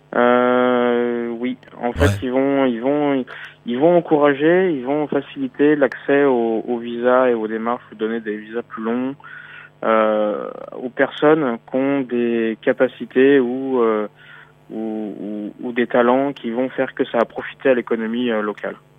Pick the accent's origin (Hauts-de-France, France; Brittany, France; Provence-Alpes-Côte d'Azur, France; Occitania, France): Brittany, France; also born or lived in Paris / Beijing; now in Shanghai, China; Je suis breton à la base